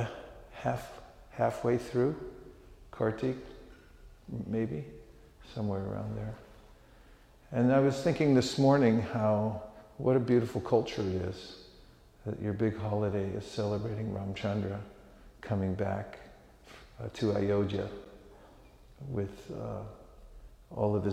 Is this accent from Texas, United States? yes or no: no; California, United States; moved away; I was born in California